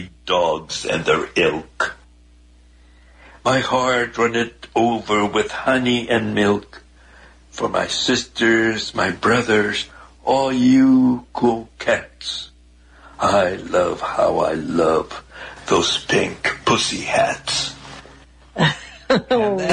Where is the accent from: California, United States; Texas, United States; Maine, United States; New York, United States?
Texas, United States; El Paso; also born or lived in Ciudad Juárez, Mexico; I was born and raised right on the Mexican-U.S. border in the Paso Juarez area.